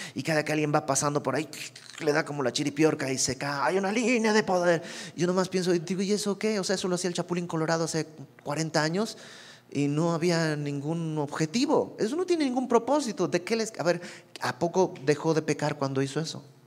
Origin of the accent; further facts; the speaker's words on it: Santa Cruz de la Sierra, Santa Cruz, Bolivia; moved away as an adult; also born or lived in Mexico City, Mexico; yo soy de Bolivia